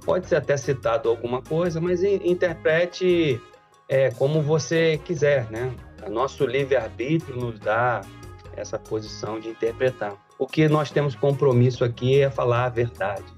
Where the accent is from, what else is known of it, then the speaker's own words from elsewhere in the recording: Brazil; also born or lived in Italy; Eu sou ítalo-brasileiro, entendeu? Eu tenho um passaporte brasileiro e um passaporte italiano